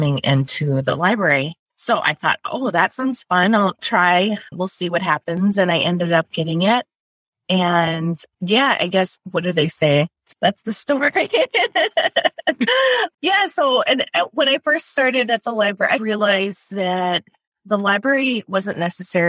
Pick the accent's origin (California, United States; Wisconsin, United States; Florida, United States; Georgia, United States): Wisconsin, United States; moved away as an adult; also born or lived in Menominee Reservation; now in Twin Cities, United States; I grew up in Wisconsin